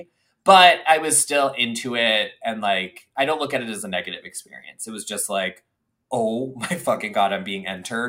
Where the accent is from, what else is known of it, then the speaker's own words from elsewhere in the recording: suburbs of Boston, Massachusetts, United States; moved away; I lived in the suburbs of Boston.